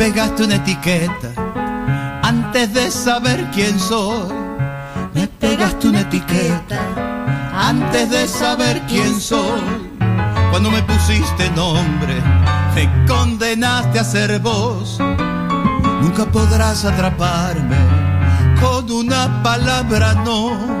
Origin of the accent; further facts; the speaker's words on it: Santa Fe, Argentina; tengo 64 años, soy de Santa Fe, estoy criado en una generación